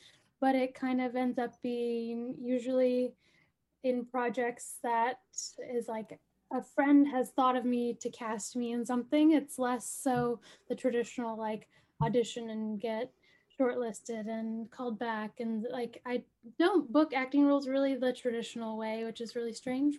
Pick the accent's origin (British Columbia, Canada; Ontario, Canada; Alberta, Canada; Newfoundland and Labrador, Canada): British Columbia, Canada; Coast Salish territory, coast of; now in Winnipeg, Canada; So, I'm from the Coast Salish territory, which is colonially known as British Columbia, the coast of British Columbia. And I currently live in Treaty One territory, which is now known as Winnipeg, and that's in Manitoba. Kind of in central Canada